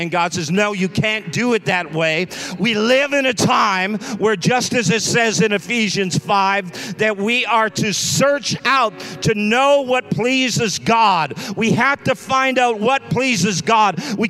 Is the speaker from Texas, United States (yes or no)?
yes; Texas, United States; since I'm from Texas, let me put it this way. Don't y'all know?